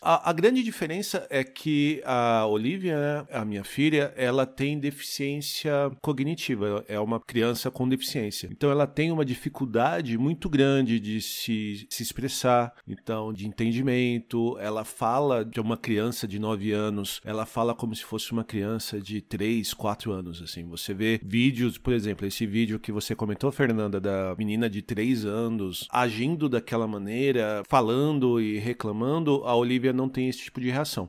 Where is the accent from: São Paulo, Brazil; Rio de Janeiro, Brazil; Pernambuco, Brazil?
São Paulo, Brazil; Osasco; moved away; a minha família é da periferia de São Paulo, né? A, a Viviane vem de Carapicuíba e eu sou de Osasco